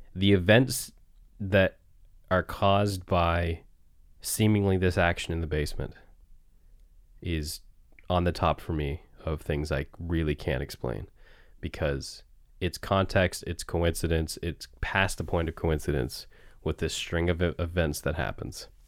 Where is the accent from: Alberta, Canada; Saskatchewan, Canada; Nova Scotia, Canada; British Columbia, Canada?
Nova Scotia, Canada; near Clark's Harbour; the Seaside Community Center in Clark's Harbor, which is, uh, you know, near my hometown